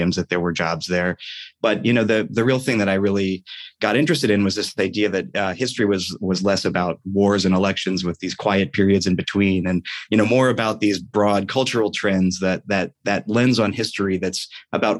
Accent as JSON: {"language": "English", "town": "Columbus", "region": "Ohio", "country": "United States", "tie": "born or raised there", "also_born_or_lived": "Williamsburg, Virginia", "moved": "as an adult", "said": "I grew up in Columbus, Ohio"}